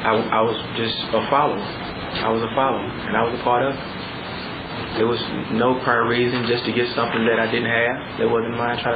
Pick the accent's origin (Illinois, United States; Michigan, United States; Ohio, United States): Illinois, United States; East St. Louis; Originally from East St. Louis, Illinois.